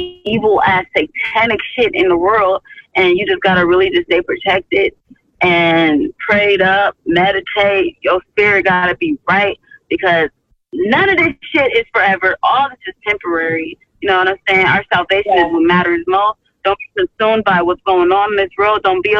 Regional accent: Georgetown, Guyana; I'm from Guyana. Oh, hey. Yeah, Georgetown, Struville

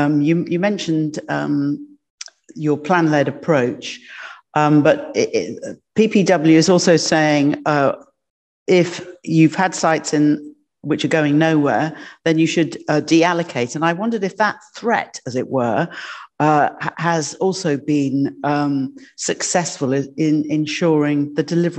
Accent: Germany; born there; Well, this is difficult for me because I'm a forces brat and I was born in Germany in a military hospital.

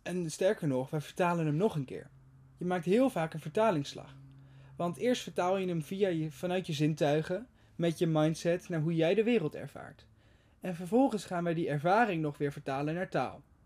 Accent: Netherlands; Wij als Nederlanders

